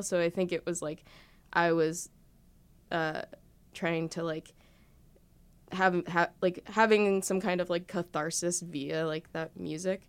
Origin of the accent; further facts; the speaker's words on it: Elizabeth, New Jersey, United States; I grew up in Elizabeth